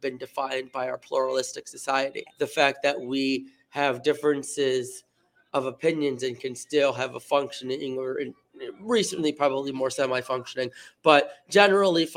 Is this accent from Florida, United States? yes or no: yes; Fort Myers, Florida, United States; I grew up on the Calusa Nature Center.